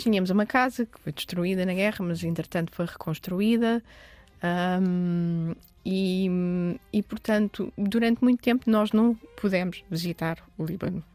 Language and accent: Portuguese; Lisbon, Portugal; also born or lived in Dubai, United Arab Emirates / Oeiras; Eu sempre cresci em Lisboa, o meu meio é Lisboa